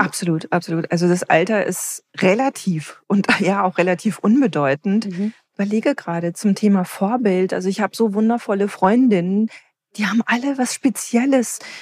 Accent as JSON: {"language": "German", "town": "Herne", "region": "North Rhine-Westphalia", "country": "Germany", "tie": "born or raised there", "said": "als ich ganz klein war, bin ich bei meiner Großmutter in Wanne-Eickel aufgewachsen."}